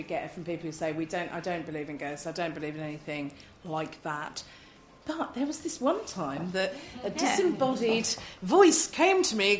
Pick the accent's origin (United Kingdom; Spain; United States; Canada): United Kingdom; Bury St Edmunds, East of England; I grew up in Bury St Edmunds, and each year in August, my parents would search the local free press, probably ours.